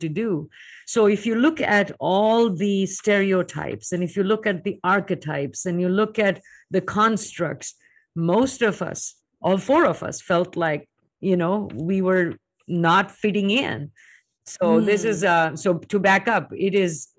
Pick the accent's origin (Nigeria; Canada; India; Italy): India; moved away as an adult; now in United States; I was plucked from India, and now I'm in the US